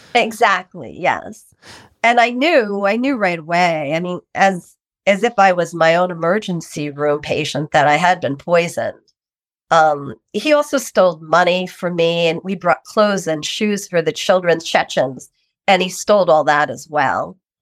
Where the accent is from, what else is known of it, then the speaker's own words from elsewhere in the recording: New York, United States; I am from New York, New York